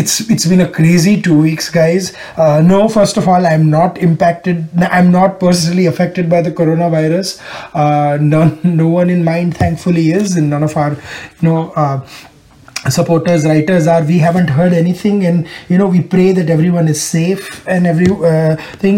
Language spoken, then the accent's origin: English; Ahmedabad, Gujarat, India; moved away as an adult; now in Houston, United States; In my hometown of Ahmedabad